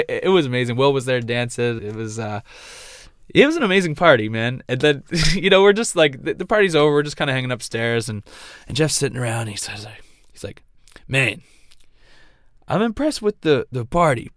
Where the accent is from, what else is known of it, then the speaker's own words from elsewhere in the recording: Nova Scotia, Canada; I'm from Nova Scotia